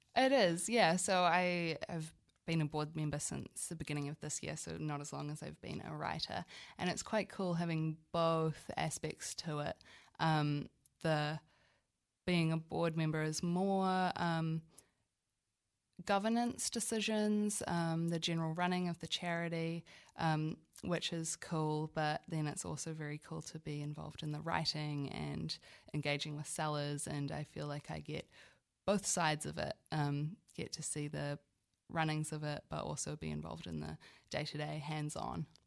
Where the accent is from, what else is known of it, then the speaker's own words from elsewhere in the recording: Auckland, New Zealand; moved away as an adult; now in Wellington, New Zealand; I'm originally from Auckland, but now consider myself Wellingtonian through and through. I moved here for university about seven years ago